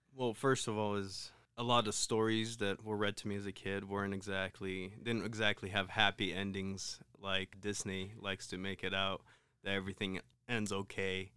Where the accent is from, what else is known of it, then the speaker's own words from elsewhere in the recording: Ukraine; moved away; growing up in Ukraine, um, we were fairly poor